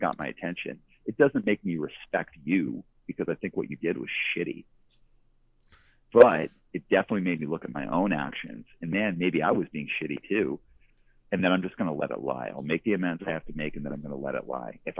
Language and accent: English; Calgary, Alberta, Canada; moved away; also born or lived in Vancouver; I'm from Calgary, Alberta. I grew up in the suburbs